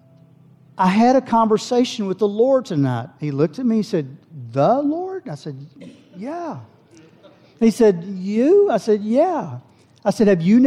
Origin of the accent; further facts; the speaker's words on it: Howe, Texas, United States; I grew up in Howe. My family raised us in Howe, Texas, next little town